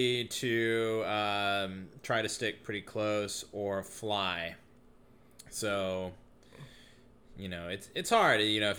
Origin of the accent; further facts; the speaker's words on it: East Coast, United States; moved away; I am from the East Coast.